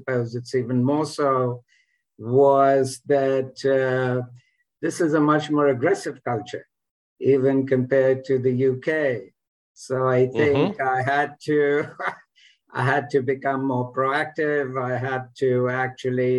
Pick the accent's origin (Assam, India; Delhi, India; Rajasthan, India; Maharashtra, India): Delhi, India; moved away as an adult; also born or lived in United Kingdom / United States; now in Philadelphia, United States